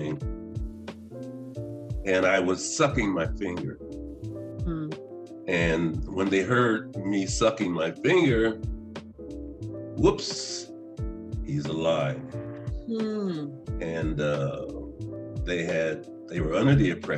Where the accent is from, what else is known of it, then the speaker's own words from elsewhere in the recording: Martins Ferry, Ohio, United States; I was born in Martin Ferry, Ohio